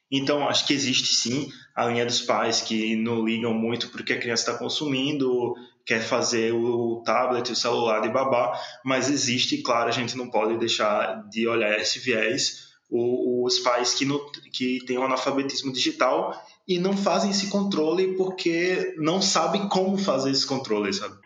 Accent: Sergipe, Brazil; a gente tem nosso sotaque próprio, sabe? não digo nem de Sergipe, digo da capital

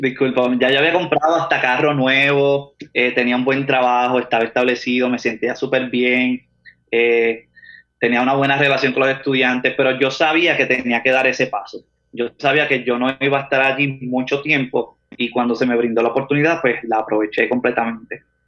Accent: Manatí, Puerto Rico; moved away as an adult; now in Atlanta, United States; yo nací en Manatí, pasé mi niñez en Manatí, estudié en Manatí

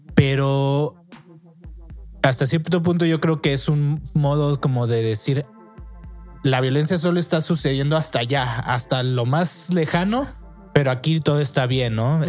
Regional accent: Mexico; nosotros como mexicanos

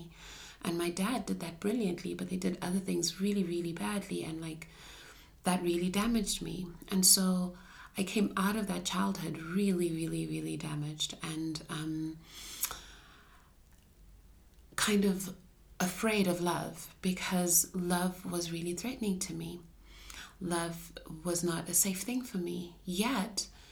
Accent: Ghana; I'm also like a black female growing up in Shana culture

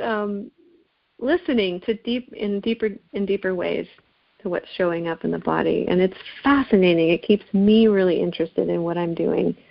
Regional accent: Seattle, Washington, United States; I was born in Seattle, actually

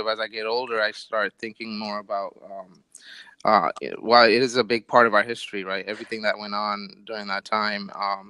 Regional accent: Bangladesh; now in United States; when I talk to my older coworkers and I say I'm from Bangladesh

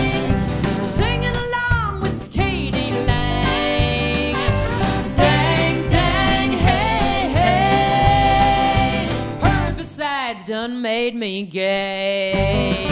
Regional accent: Iowa, United States; my home state of Iowa

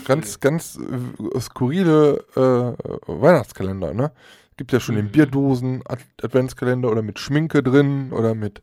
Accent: Aachen, North Rhine-Westphalia, Germany; Ich komme aus Aachen

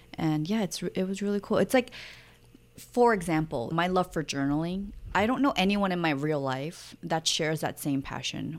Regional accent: New York, United States; moved away as an adult; also born or lived in Seoul, South Korea / Maui, Hawaii; growing up in New York and then living in Seoul

